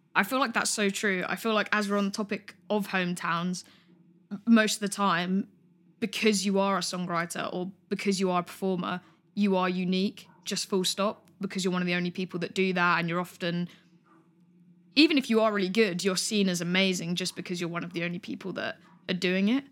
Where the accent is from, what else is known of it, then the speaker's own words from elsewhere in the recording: Greater London, United Kingdom; I'm from Greater London, so I'm from London, but kind of slightly more into the suburbs.